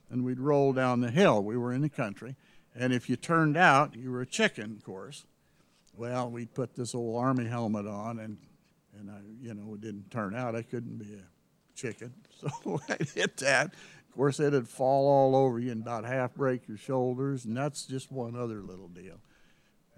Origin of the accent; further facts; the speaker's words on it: North Platte, Nebraska, United States; also born or lived in Salt Lake City, Utah / Hooker, Oklahoma / Canyon City, Colorado; we spent our wonder years growing up in North Platte.